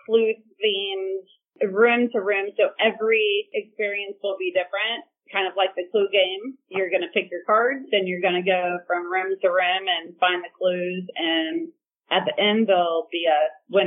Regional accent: Florida, United States; moved away as an adult; now in Muskogee, United States; we're from Florida

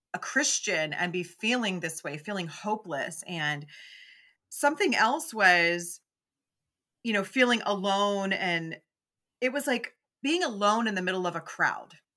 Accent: Memphis, Tennessee, United States; I'm mm. from the South. I grew up in Memphis

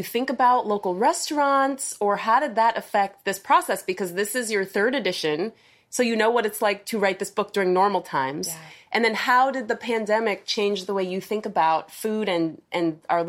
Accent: Ohio, United States; now in Tampa Bay, United States; because I came here in 2005 from Ohio, and I still feel like an outsider.

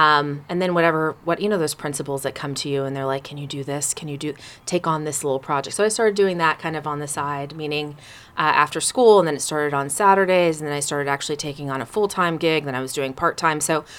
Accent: Sacramento, California, United States; also born or lived in Oakland / New York City; I grew up in California. I was born in Oakland.

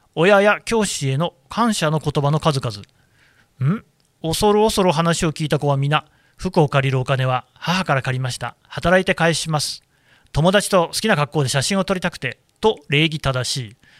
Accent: Nagoya, Aichi, Japan; 名古屋なんですけど

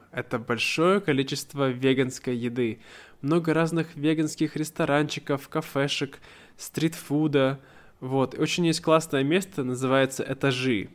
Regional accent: Siberia, Russia; я из Сибири, и мы очень быстро говорим в Сибири

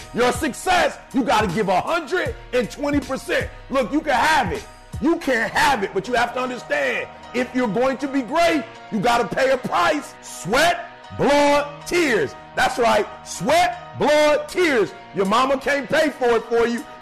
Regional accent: Detroit, Michigan, United States; I'm from Detroit

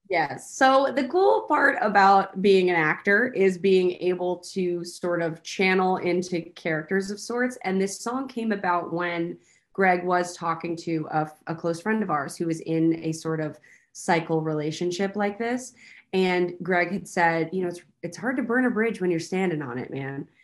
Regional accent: Texas, United States; I'm from Texas. I grew up with country music

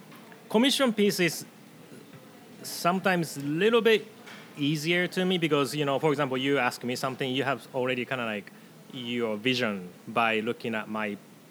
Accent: Tokai, Japan; because Edmonds' sister city is Hekinan City, kind of by my hometown in Tokai area.

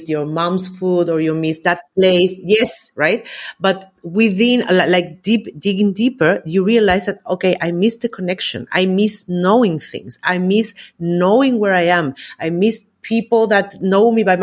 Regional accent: Valparaíso, Chile; moved away as an adult; also born or lived in Austria; now in Spain; I'm from Chile originally, and I moved to Austria in 2010. And after almost 8 years, we decided to move to Spain

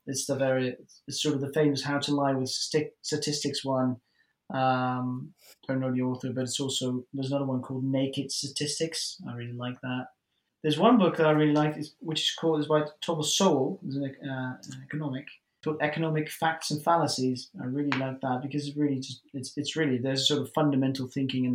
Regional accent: Netherlands; English is a second language

